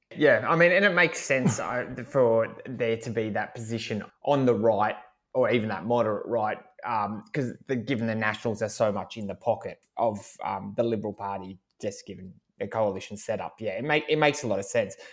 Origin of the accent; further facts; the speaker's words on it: Hawkesbury, Macquarie electorate, New South Wales, Australia; I grew up in the Hawke's Creek part of the seat